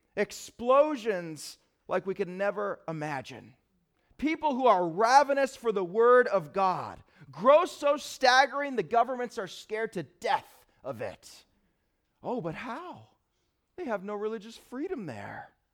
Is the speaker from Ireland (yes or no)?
no; United States; am I an American first